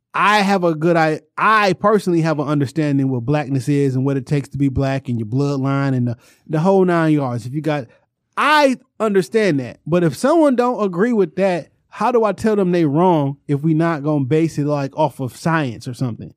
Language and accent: English; Detroit, Michigan, United States; I grew up on the Jarrell area. So my immediate stomping grounds was from Joe Roden Evergreen to Joe Roden Southfield Freeway.